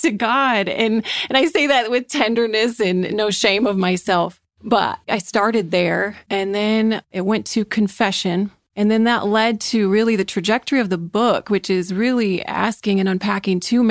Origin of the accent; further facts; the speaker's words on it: Grand Rapids, Michigan, United States; We are from Grand Rapids, Michigan